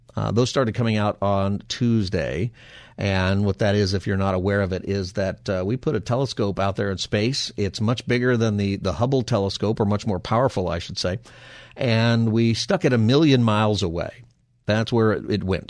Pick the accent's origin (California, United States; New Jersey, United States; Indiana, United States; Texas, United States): California, United States; Palmdale; I grew up in Palmdale, right here in the Southland